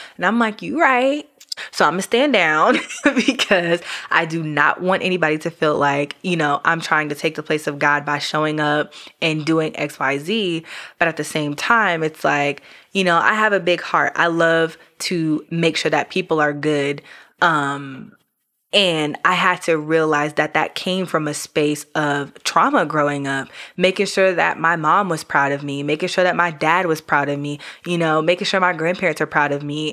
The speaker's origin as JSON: {"language": "English", "region": "New York", "country": "United States", "moved": "yes", "lives_now": "Georgia, United States", "said": "I'm from New York originally"}